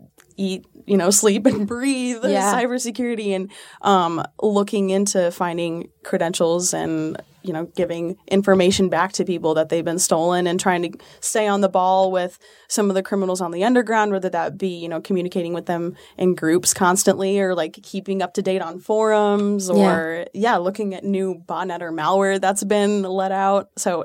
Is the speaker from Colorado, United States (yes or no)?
yes; Colorado, United States; also born or lived in Texas; I'm from Colorado originally, and then we moved to a small town in Texas, and I acclimated pretty well to Texas